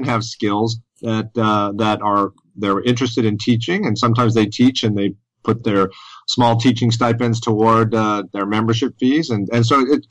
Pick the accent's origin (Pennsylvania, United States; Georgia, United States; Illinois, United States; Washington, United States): Georgia, United States; Decatur; here in my hometown of Decatur, Georgia, which is right in the heart of Atlanta